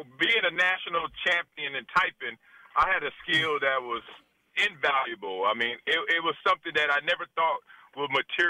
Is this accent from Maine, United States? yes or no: no; Compton, California, United States; I'm big, black. I'm playing …. I'm from Compton, L.A.